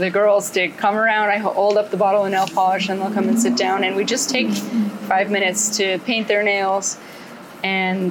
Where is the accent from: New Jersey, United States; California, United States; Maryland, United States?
California, United States; I'm a pre-post nurse from California.